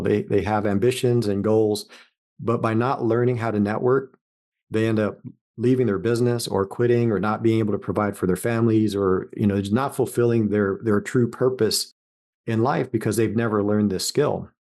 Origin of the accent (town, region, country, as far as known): Los Angeles, California, United States; born or raised there; moved away as an adult; also born or lived in Las Vegas; now in Columbus, United States